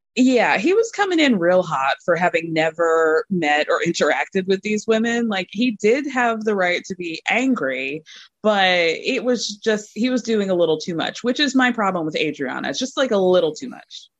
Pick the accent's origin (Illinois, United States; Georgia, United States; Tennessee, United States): Illinois, United States; Chicago; I was born in Chicago